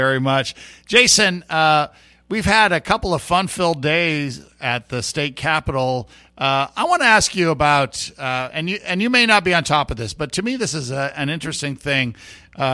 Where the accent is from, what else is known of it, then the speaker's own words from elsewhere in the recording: Puerto Rico; now in Houston, United States; I had a favorite teacher. In Puerto Rico, we'd say Missy Perez, so Mrs. Perez